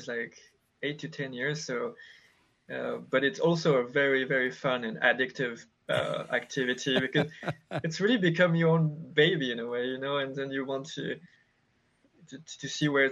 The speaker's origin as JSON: {"language": "English", "country": "France", "tie": "born or raised there", "moved": "as an adult", "lives_now": "United States", "said": "I grew up in France in countryside"}